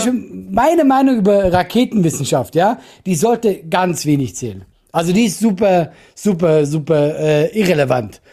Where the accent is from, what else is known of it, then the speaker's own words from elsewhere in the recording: Switzerland; ich bin ein halt Schweizer